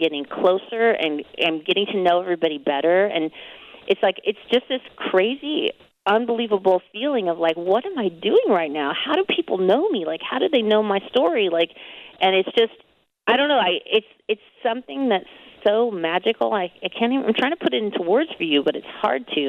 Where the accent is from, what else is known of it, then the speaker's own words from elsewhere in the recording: Anaheim, California, United States; I'm from Anaheim